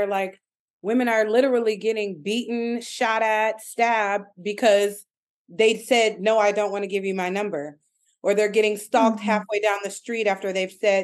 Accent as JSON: {"language": "English", "region": "Michigan", "country": "United States", "moved": "yes", "said": "I'm from Michigan originally, and people like marry their high school sweethearts"}